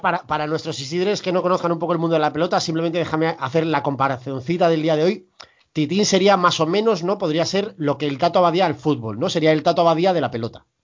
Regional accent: Santander, Cantabria, Spain; como buen santanderino no norteño

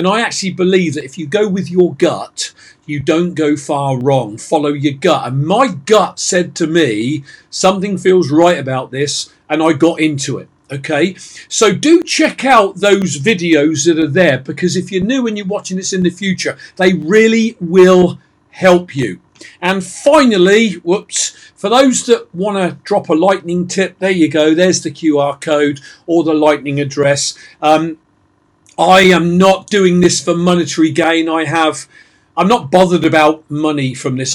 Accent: England, United Kingdom; I'm English

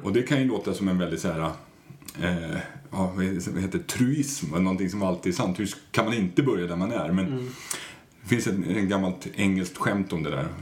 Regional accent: Stockholm, Stockholm County, Sweden; Jag är från Stockholm

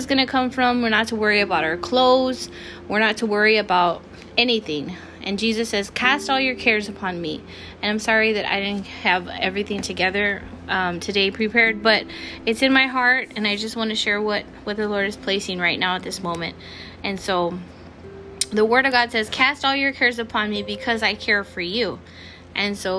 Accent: Texas, United States; I'm from Texas

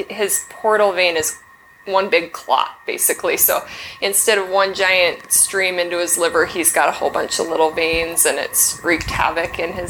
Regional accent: Pleasant Grove, Utah, United States; I moved around a lot as a child, but I landed in Pleasant Grove just in time for high school. So I kind of claim Pleasant Grove because that's where I went to high school.

